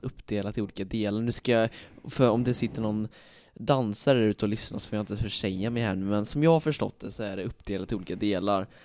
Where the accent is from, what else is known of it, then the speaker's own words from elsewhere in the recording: Falköping, Västra Götaland, Sweden; mina bröder och jag då, vi kommer ju här från Falköping